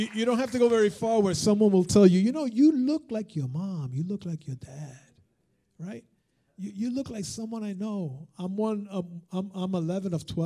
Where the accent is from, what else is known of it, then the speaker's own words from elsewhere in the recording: United States; first language Spanish; English is a second language; I'm also an American Hispanic. I'm born and raised and I'm a citizen. I'm a third generation American